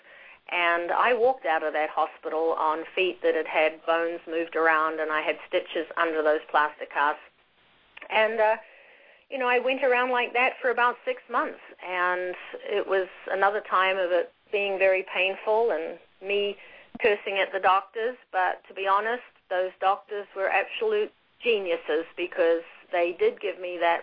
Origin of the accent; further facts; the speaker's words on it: Auckland, New Zealand; moved away as an adult; now in Indiana, United States; I grew up in New Zealand's largest city of Auckland